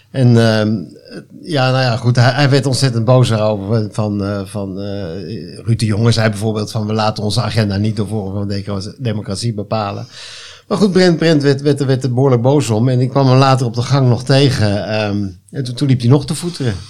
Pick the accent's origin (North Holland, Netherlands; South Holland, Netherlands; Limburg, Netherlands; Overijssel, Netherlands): North Holland, Netherlands; Hilversum; now in Flevoland, Netherlands; woon daar met veel plezier, maar ja, ik kom thuis in Hilversum, daar ben ik geboren